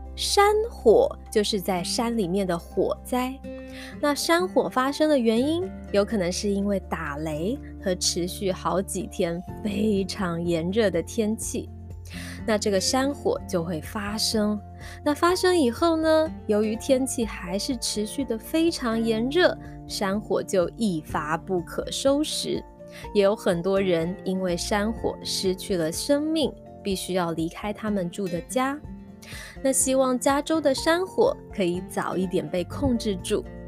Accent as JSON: {"language": "Chinese", "town": "Taitung", "region": "Taitung County", "country": "Taiwan", "tie": "born or raised there", "said": "妈妈是台东人，小时候在台东吃歘冰的时候"}